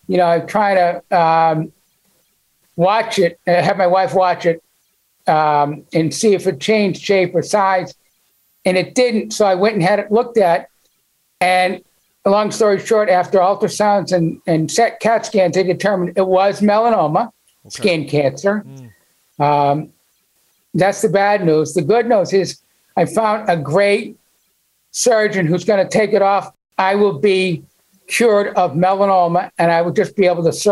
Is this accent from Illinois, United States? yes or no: no; Boston, Massachusetts, United States; moved away; I'm originally from Boston and I'm a Boston sports fan